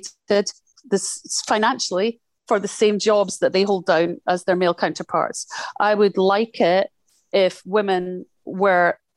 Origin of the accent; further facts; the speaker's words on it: Scotland, United Kingdom; being Scottish growing up in Thatcher's Britain